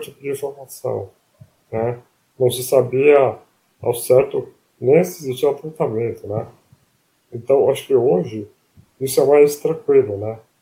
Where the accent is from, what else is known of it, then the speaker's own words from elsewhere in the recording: Palmital, São Paulo, Brazil; accent: caipira; moved away as an adult; now in São Paulo, Brazil; Eu nasci em Palmital, que é interior, né? É, uhum. Bem com, com o norte do Paraná, né?